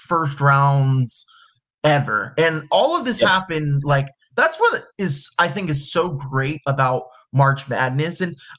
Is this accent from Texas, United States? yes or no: yes; Texas, United States; I'm from Texas, so I go to all the Texas schools